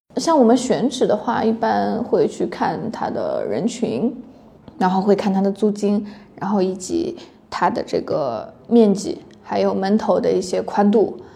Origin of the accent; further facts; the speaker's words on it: Taiyuan, Shanxi, China; now in Hangzhou, China; 我是太原人